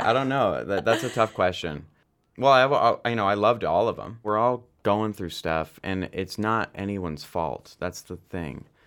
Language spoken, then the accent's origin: English; London, Ontario, Canada; I was born in London, Ontario